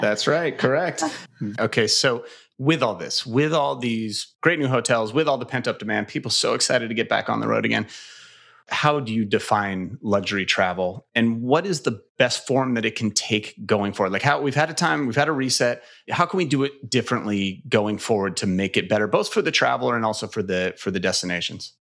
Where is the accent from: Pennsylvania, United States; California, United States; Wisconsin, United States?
California, United States; my home state